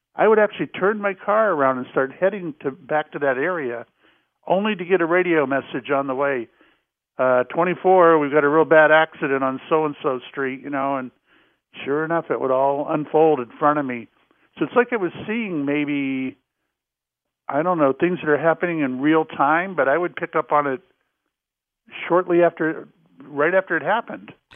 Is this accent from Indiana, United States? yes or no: no; Jacksonville, Florida, United States; moved away; also born or lived in Salem, Massachusetts; I grew up in Jacksonville, Florida